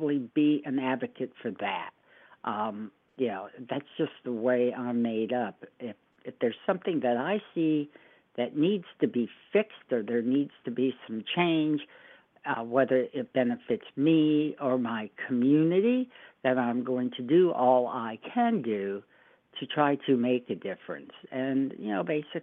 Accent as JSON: {"language": "English", "town": "Fort Lauderdale", "region": "Florida", "country": "United States", "tie": "born or raised there", "moved": "as an adult", "lives_now": "Oregon, United States", "said": "I grew up in Fort Lauderdale. That was sort of my home base."}